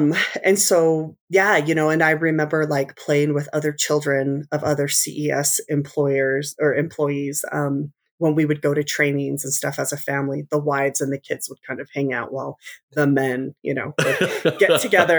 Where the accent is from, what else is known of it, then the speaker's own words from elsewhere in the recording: Utah, United States; And so from my late childhood till now, we've been along the Wasatch Front. I grew up in Davis County, graduated from Layton High